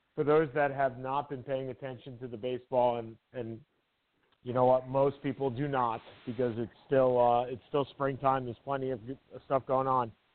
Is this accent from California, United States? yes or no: no; New York, United States; I am a New Yorker through and through